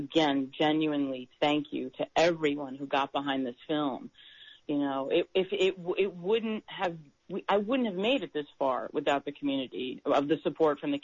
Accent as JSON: {"language": "English", "region": "New York", "country": "United States", "also_born_or_lived": "Buffalo, New York / Rochester, New York", "moved": "as an adult", "lives_now": "Los Angeles, United States", "said": "I'm from New York"}